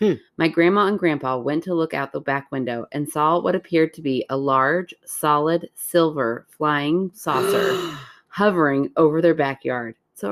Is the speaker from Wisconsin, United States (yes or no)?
yes; Wisconsin, United States; I'm a karaokeer. I'm from Wisconsin. I eat cheese and I do karaoke.